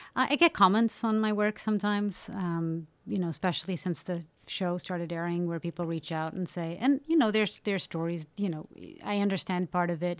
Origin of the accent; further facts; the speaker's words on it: Portugal; growing up in Portugal.